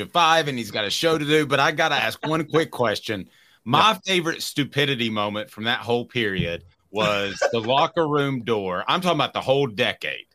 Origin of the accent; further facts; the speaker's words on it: Powell, Tennessee, United States; I'm from Powell